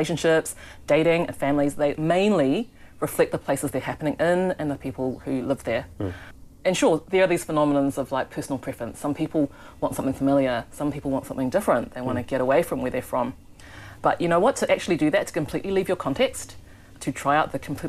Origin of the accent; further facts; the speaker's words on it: Auckland, New Zealand; I ended up marrying an Indian because I'm from Mount Roscoe